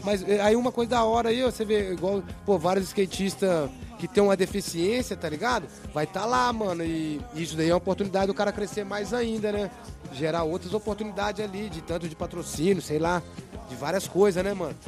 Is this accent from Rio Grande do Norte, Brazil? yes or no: no; Minas Gerais, Brazil; now in Barcelona, Spain; Pelo menos lá na minha cidade era assim